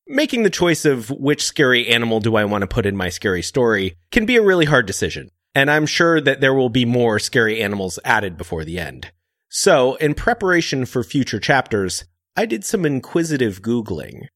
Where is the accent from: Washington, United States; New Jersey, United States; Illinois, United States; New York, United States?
Washington, United States; Seattle; I'm from Seattle